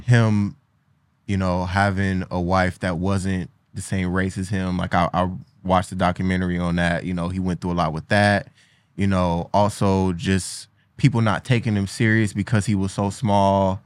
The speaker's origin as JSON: {"language": "English", "town": "Cleveland", "region": "Ohio", "country": "United States", "said": "I'm from Cleveland"}